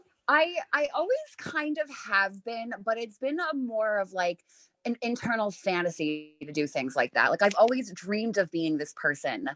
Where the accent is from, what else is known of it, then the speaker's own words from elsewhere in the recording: New York, United States; I'm I'm from New York. I'm an East Coast girl.